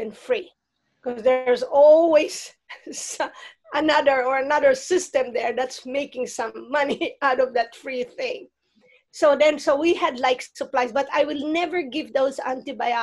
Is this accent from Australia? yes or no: no; Philippines; moved away; I grew up in the Philippines and in a region.